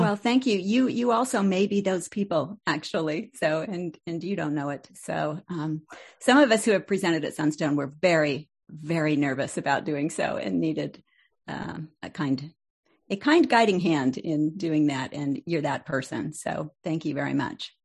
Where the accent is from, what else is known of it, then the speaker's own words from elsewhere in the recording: Salt Lake City, Utah, United States; moved away as an adult; left Salt Lake